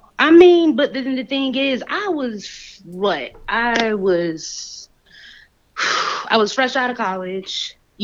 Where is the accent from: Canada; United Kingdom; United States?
United States; Southern Georgia; moved away as an adult; also born or lived in Atlanta, Georgia; now in Las Vegas, United States; I'm a Southern girl. I grew up in Southern Georgia.